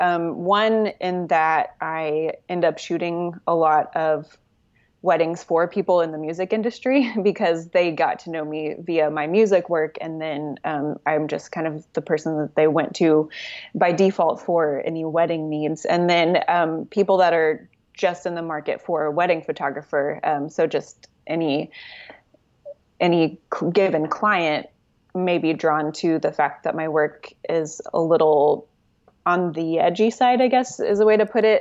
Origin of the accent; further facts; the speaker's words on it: Oklahoma City, Oklahoma, United States; moved away as an adult; now in Los Angeles, United States; I am from Oklahoma City. Uh, I lived there most of my life, um, and I currently live in Los Angeles